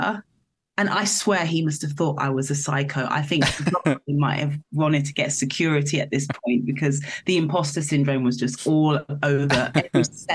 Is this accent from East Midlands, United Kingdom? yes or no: yes; Northampton, East Midlands, United Kingdom; I'm not from London. I'm from a small town was raised in the countryside in a village outside Northampton